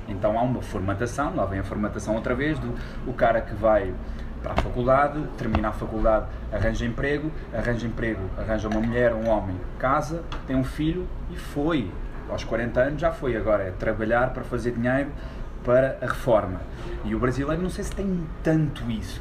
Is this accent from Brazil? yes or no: no; Portugal; quando eu nasci havia miséria em Portugal há 30 anos